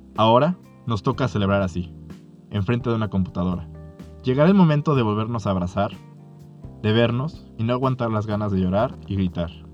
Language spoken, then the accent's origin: Spanish; Mexico; Como mexicanos